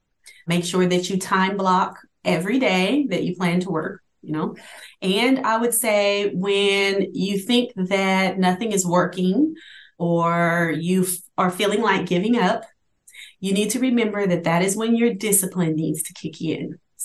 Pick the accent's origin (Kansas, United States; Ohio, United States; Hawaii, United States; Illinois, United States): Hawaii, United States; Honolulu; born there; I was born in Honolulu, Hawaii.